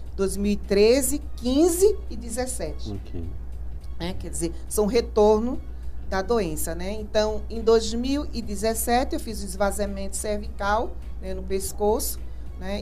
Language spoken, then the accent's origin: Portuguese; Recife, Pernambuco, Brazil; moved away as an adult; also born or lived in Campo Grande, Mato Grosso do Sul; Sou natural de Recife, Pernambuco, e sou pedagoga